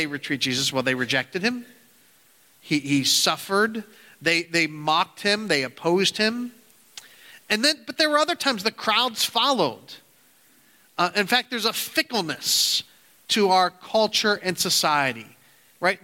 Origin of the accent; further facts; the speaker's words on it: United States; we as American Christians